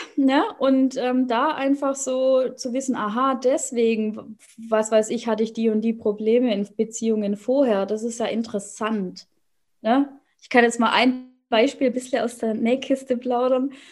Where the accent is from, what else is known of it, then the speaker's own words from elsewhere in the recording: Swabia, Baden-Württemberg, Germany; moved away as an adult; now in Hannover, Germany; ursprünglich aus dem Schwabenland, da bin ich groß geworden